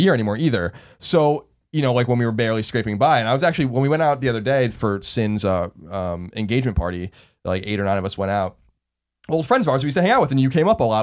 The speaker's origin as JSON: {"language": "English", "area": "Long Island", "region": "New York", "country": "United States", "tie": "born or raised there", "moved": "yes", "said": "growing up on Long Island in the shadow of New York City"}